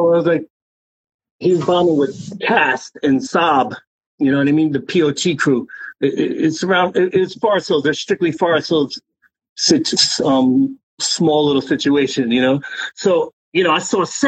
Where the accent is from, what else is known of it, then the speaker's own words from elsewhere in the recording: New York City, New York, United States; we're both Queens, we're both from Forest Hills.